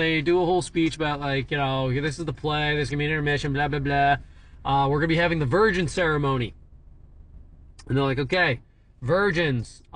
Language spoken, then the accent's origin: English; New Hampshire, United States; I'm from New Hampshire